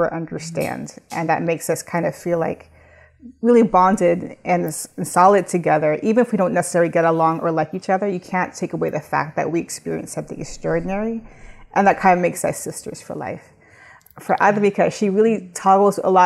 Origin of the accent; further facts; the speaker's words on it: Southern California, United States; moved away as an adult; now in New York, United States; I'm originally from Southern California. I moved to New York about 20 years ago and everyone else is still in California